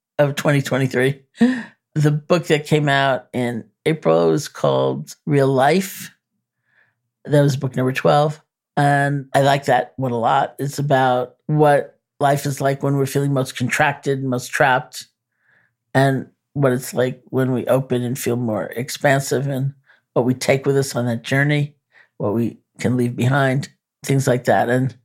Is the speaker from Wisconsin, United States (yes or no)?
no; New York, United States; I'm a New Yorker.